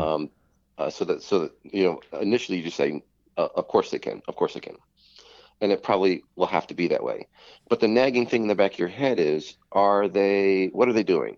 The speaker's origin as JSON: {"language": "English", "country": "United States", "said": "I'm American."}